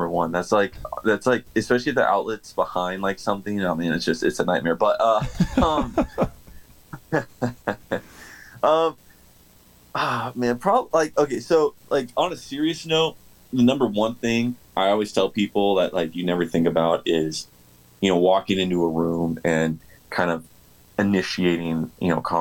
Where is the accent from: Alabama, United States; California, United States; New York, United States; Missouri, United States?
California, United States; Southern; being born and raised in Southern California